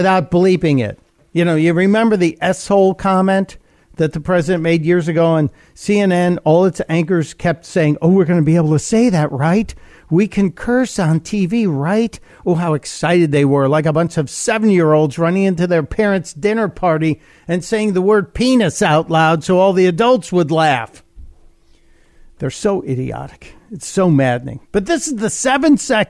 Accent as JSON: {"language": "English", "town": "Chicago", "region": "Illinois", "country": "United States", "tie": "born or raised there", "moved": "yes", "lives_now": "Delaware, United States", "said": "I am Chicago born. Chicago is my hometown"}